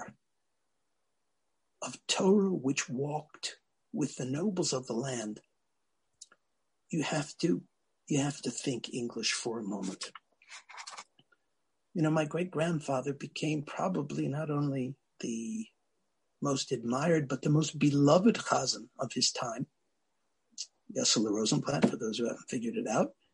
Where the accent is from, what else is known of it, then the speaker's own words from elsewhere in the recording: United States; we Americans